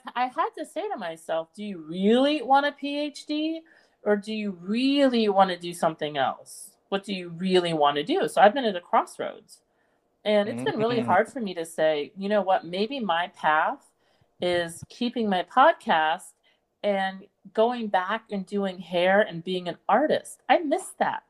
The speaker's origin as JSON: {"language": "English", "region": "East Coast", "country": "United States", "tie": "born or raised there", "also_born_or_lived": "London", "moved": "as an adult", "said": "I grew up in America and I'm American, and I grew up in major, you know, East Coast cities"}